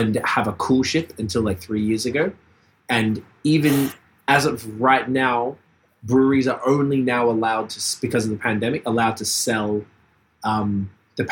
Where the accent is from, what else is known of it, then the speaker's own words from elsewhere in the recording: Australia; moved away; I'm from Australia